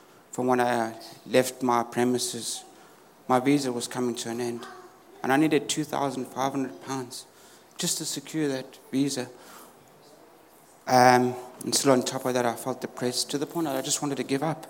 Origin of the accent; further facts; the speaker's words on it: South Africa; moved away as an adult; now in United Kingdom; I was born in South Africa, and I've been here in the UK just over 10 years now.